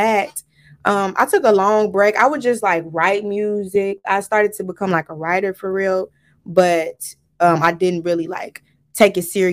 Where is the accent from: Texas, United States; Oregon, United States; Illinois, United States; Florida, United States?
Illinois, United States; Chicago; I'm from Chicago, South Side Chicago, South Suburbs of Chicago. Both of them